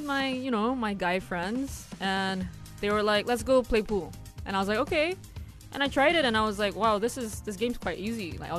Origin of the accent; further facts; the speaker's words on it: Jakarta, Indonesia; moved away as an adult; now in Malaysia; I grew up in Jakarta. And I actually only moved here about 3 years ago.